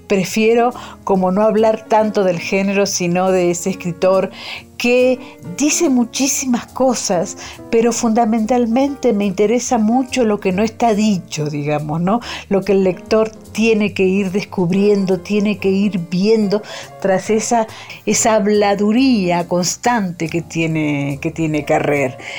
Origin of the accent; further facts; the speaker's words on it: Argentina; moved away as an adult; now in Mexico; periodista y escritora que vive en México hace 20 años, pero que sigo siendo irremediablemente argentina